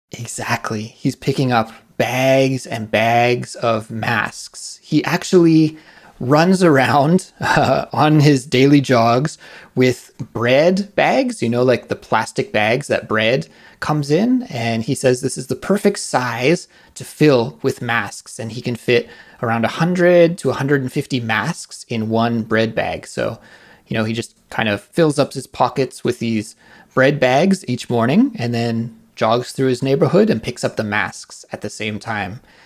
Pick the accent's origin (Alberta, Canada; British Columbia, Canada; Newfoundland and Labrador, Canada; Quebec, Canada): British Columbia, Canada; near Vancouver; Vancouver, which is very close to my hometown in Canada